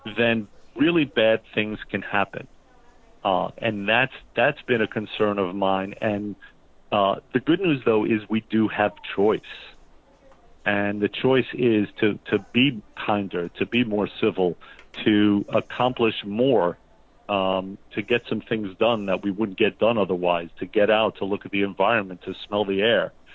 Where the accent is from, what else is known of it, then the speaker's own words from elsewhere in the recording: New Jersey, United States; we're from New Jersey